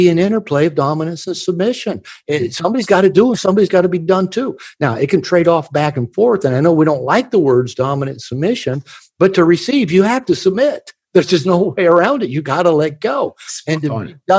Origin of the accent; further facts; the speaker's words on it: United States; I'm from America